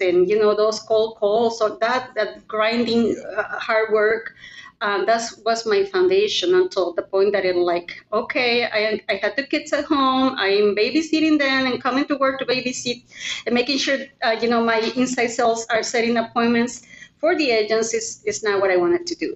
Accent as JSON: {"language": "English", "country": "Mexico", "tie": "born or raised there", "moved": "as an adult", "lives_now": "Oregon, United States", "said": "I was born and raised in Mexico. Um, I moved here to the US in 1996 when I got married"}